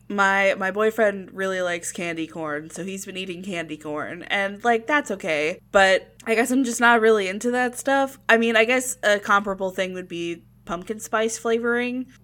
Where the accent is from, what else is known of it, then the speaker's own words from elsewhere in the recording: Florida, United States; also born or lived in Virginia; having it when it was randomly cold in Florida